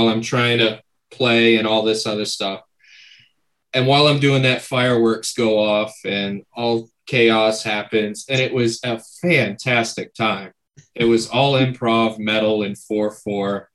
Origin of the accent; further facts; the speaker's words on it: Maine, United States; we're from Maine, so everything's all fucking Wabanaki